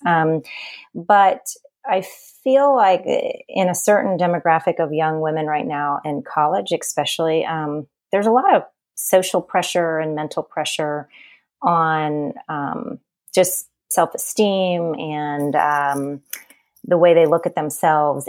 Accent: New Orleans, Louisiana, United States; now in Charleston, United States; I grew up in New Orleans, which is the town of indulgence and Mardi Gras.

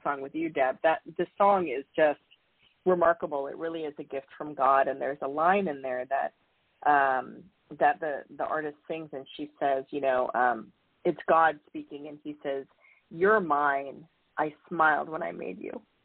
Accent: San Diego, California, United States; I grew up in California in San Diego

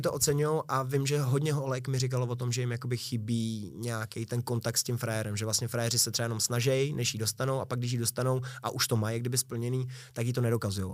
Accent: Prague, Czechia; Já jsem se narodil na Bulovce v Libni a žil, žil jsem vlastně skoro celý dětství v Libni

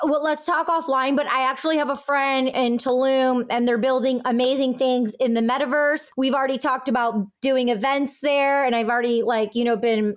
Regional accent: California, United States; growing up in California

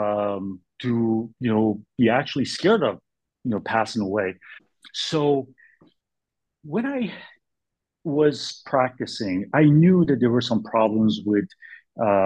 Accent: Bay Area, California, United States; also born or lived in New York City / Boston; now in Sacramento, United States; I'm from Bay Area, I came and settled in Sacramento area since 2002

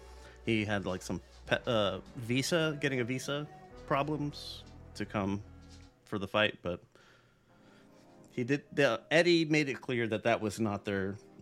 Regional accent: Phoenix, Arizona, United States; growing up in Phoenix, there's not a whole lot of Polish people here.

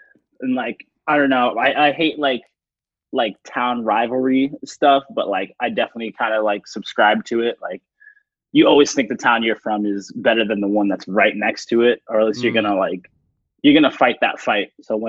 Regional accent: Framingham, Massachusetts, United States; I'm also from Framingham

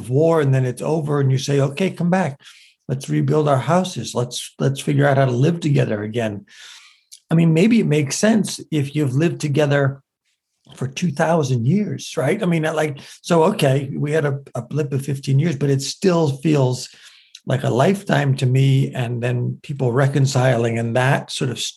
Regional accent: United States; I love being an American, and I love being a Lebanese American.

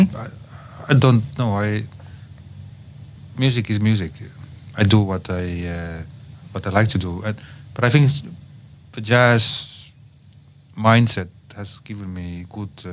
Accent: Tallinn, Harju County, Estonia; also born or lived in Copenhagen, Denmark; I come from Tallinn, Estonia

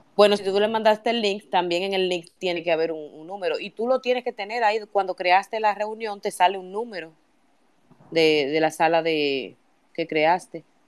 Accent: Santo Domingo, Distrito Nacional, Dominican Republic; Yo me crié ahí en San Miguel, que queda bastante cerca de la Avenida Mella

